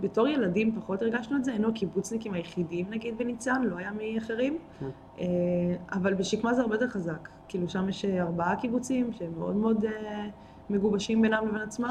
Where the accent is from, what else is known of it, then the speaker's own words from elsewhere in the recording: Israel; הקיבוץ באמת היה מאוד מאוד מאוד דל בילדים, בתקופה כן. שאנחנו גדלנו בה